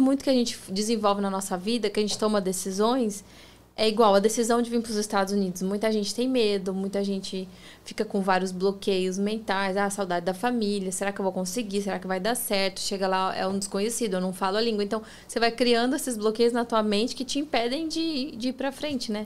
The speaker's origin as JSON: {"language": "Portuguese", "town": "Campo Grande", "region": "Mato Grosso do Sul", "country": "Brazil", "moved": "as an adult", "lives_now": "Orlando, United States", "said": "eu sou do Pantanal"}